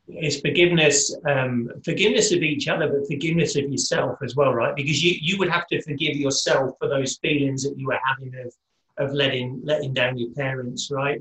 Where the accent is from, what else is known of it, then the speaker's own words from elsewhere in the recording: United Kingdom; I'm British